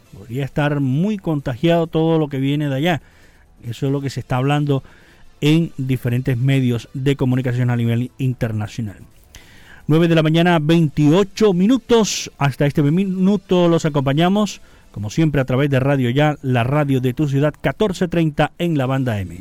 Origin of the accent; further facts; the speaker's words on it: Magangué, Bolívar, Colombia; nací en Magangue, a orillas del río Magdalena, en el sur del departamento de Bolívar